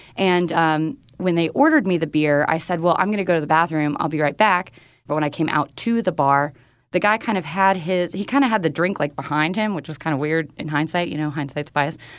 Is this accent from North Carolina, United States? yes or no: yes; North Carolina, United States; moved away; in North Carolina. in my hometown